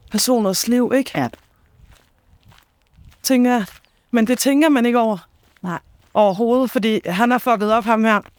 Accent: Copenhagen, Capital Region of Denmark, Denmark; nu er det ikke, fordi jeg kommer fra Danmarks største

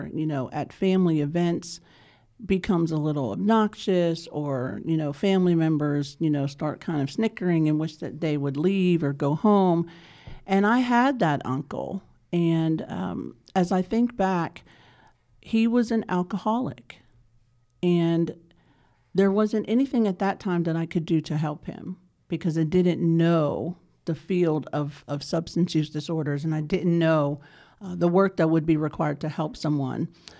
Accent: Pittsburgh, Pennsylvania, United States; now in Charlotte, United States; So I'm originally from Pittsburgh, Pennsylvania

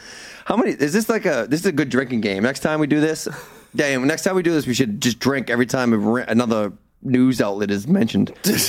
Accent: the North, United States; very racist, and I'm from the North, and I walked away.

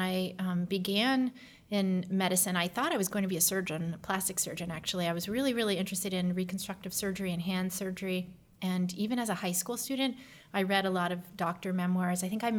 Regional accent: Canada; moved away as an adult; now in United States; I am Canadian originally, born to American parents who happened to be living in Canada at the time, or my mother anyway. And I grew up there until college

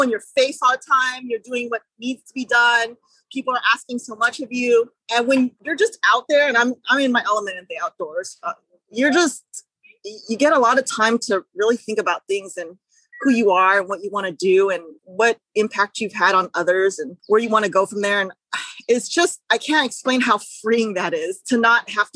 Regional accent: Los Angeles, California, United States; I grew up in LA County, Los Angeles, California

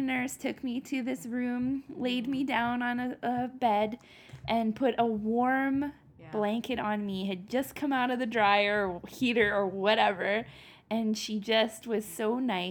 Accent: Canada; I'm Canadian.

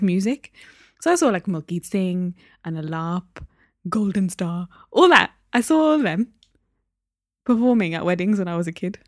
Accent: Newcastle upon Tyne, North East England, United Kingdom; also born or lived in Derby; I was born in Derby, moved to Newcastle when I was one years old. So, I learned to speak there. That's my home

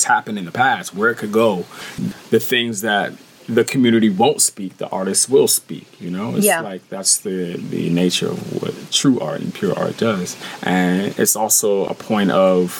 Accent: San Francisco, California, United States; moved away as an adult; also born or lived in Oakland, California; now in Bali, Indonesia; when I moved to Oakland from San Francisco

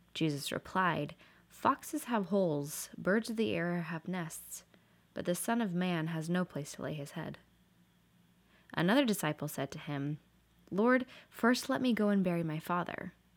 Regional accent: Portland, Oregon, United States; moved away; I grew up in Portland, Oregon my whole life

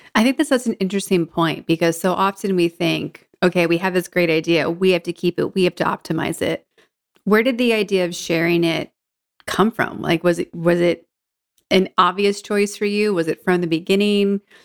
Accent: Georgetown, Massachusetts, United States; I grew up north of Boston in Georgetown

